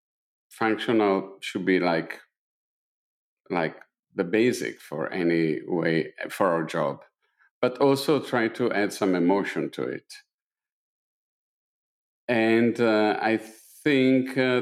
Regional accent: Italy; English is a second language; moved away; being an Italian living in Italy in the 70s and the 80s

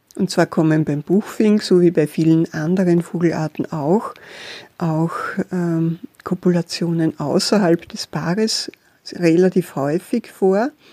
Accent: Austria; bei uns in Österreich

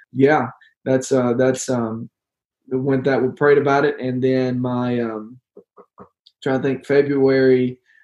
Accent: United States; growing up in the Delta, we didn't have hiking.

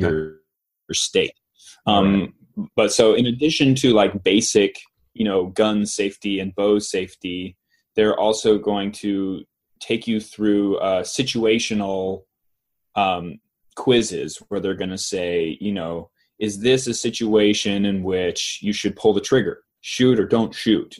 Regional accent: Knoxville, Tennessee, United States; I grew up in Knoxville

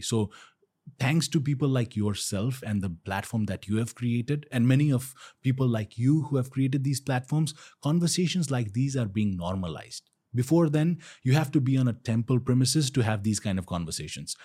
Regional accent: Kathmandu, Bagmati, Nepal; my village, I am from Pashpatinath. So, I didn't move to Pashpatinath

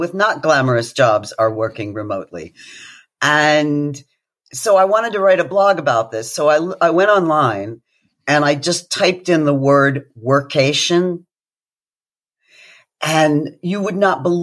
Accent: United Kingdom; as a Brit

